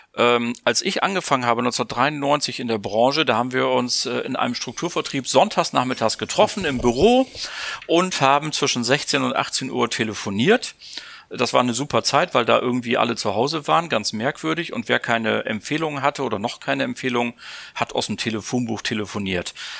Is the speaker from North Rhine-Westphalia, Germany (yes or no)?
no; Bremen, Germany; ich bin ja Bremer